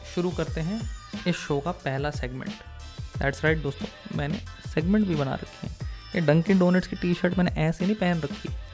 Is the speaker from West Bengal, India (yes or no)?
no; Delhi, India; moved away; also born or lived in New York / London / San Jose, California / Milpitas, California; दिल्ली में तो चलो पै, पैदा हुआ पला बड़ा